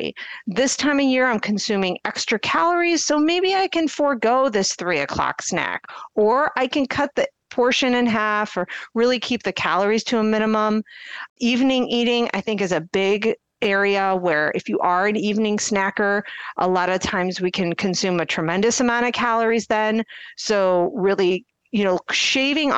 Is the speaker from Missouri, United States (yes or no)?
no; Akron, Ohio, United States; now in Cleveland, United States; I'm from the Akron area